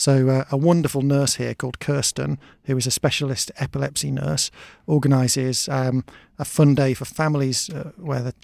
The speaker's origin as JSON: {"language": "English", "town": "Oxted", "region": "South East England", "country": "United Kingdom", "said": "I'm from Oxted"}